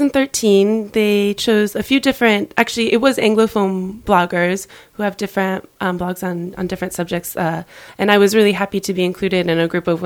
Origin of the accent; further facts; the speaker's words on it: California, United States; moved away as an adult; also born or lived in Pacific Northwest, United States; now in Paris, France; I'm from California originally, studied in the Northwest.